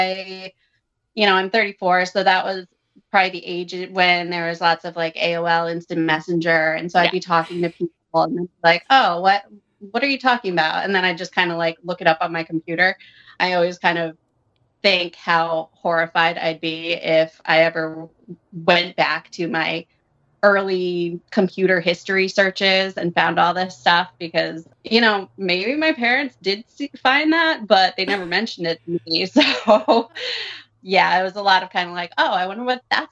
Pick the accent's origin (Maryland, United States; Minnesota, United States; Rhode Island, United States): Rhode Island, United States; suburb of Providence; I grew up in a small town, suburb of Providence